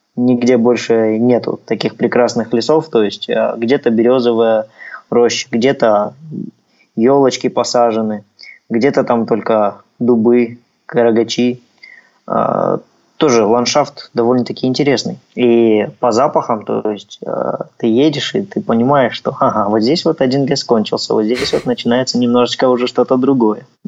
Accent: Kazakhstan

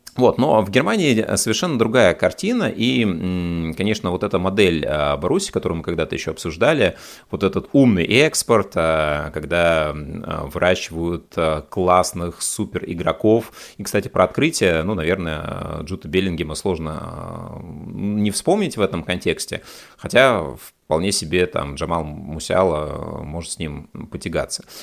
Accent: Russia; у нас в России

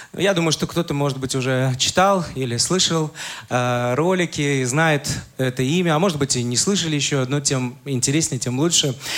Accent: Saint Petersburg, Russia; я родился в Ленинграде, вырос там, уже закончил университет, это уже был город Санкт-Петербург

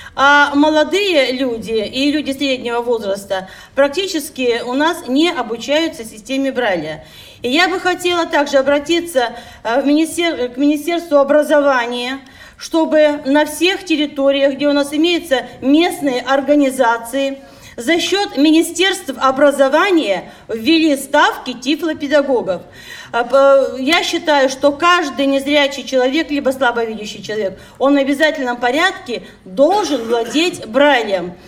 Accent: Siberia, Russia; мы, как всегда, сибиряки

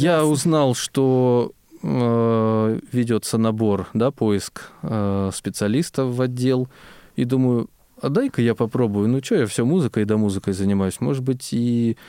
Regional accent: Biysk, Altai Krai, Russia; moved away as an adult; родился я в Алтайском крае и, собственно, вырос там же, учился я а, в школе-интернате для слепых слабовидящих детей в городе Бийске

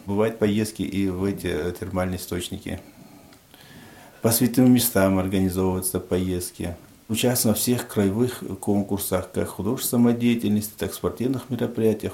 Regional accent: Panj, Khatlon, Tajikistan; moved away as an adult; now in Apsheronsk, Russia; я родился в 1968 году, э, город Пянш, Таджикистан. Переехал в 1991 году в э, Краснодарский край, город Обширонск.

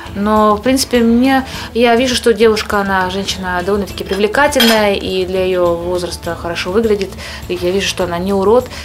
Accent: Ukraine; moved away as an adult; also born or lived in Kyrgyzstan; now in Moscow, Russia; Я родилась в Киргизии, но не имею никакого отношения к этой стране. Позже я переехала в Украину, там провела свои детские годы, ранние школьные и ра-, и р-, не менее ранние университетские.

